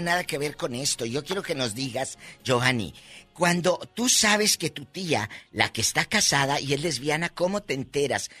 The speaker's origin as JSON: {"language": "Spanish", "town": "Matamoros", "region": "Tamaulipas", "country": "Mexico", "tie": "born or raised there", "said": "En mi tierra, eh, Matamoros, Tamaulipas"}